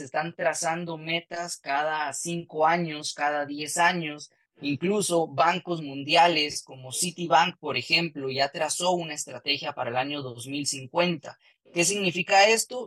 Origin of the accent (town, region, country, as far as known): Guatemala